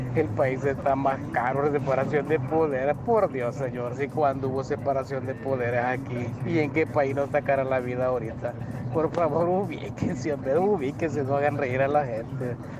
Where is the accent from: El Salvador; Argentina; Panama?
El Salvador; como salvadoreño